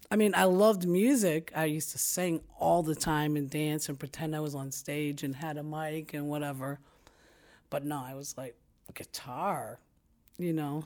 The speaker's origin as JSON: {"language": "English", "town": "New York City", "region": "New York", "country": "United States", "tie": "born or raised there", "said": "I was born in Brooklyn, New York"}